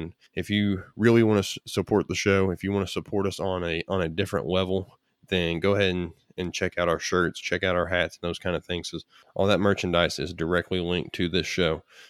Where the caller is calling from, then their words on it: Moorhead, Kentucky, United States; I'm actually in Moorhead, Kentucky. So I'm on the right on the edge of the Appalachian Mountains on the eastern side of Kentucky.